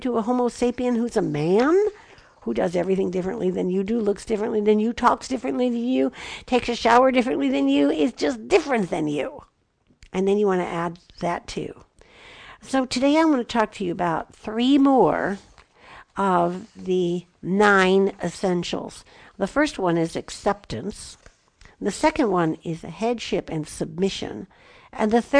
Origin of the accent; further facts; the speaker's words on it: Chicago, Illinois, United States; now in Southwest, United States; I grew up in Chicago